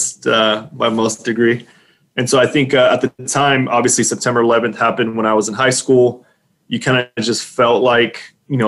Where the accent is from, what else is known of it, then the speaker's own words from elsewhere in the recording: Dilley, Texas, United States; also born or lived in San Antonio, Texas; I grew up here in South Texas, about an hour south of San Antonio. There's a little bitty town there called Dilley